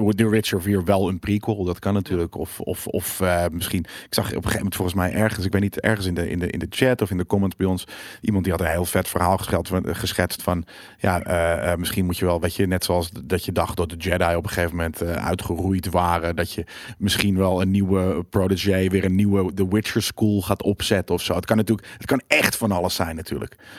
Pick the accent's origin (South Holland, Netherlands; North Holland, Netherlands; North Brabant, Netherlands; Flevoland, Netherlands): North Holland, Netherlands; near Wormerveer; het is vlakbij waar ik vandaan kom.